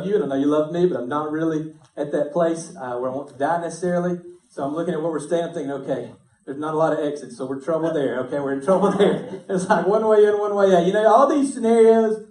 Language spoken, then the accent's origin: English; United States; as an American, and as a Christian in America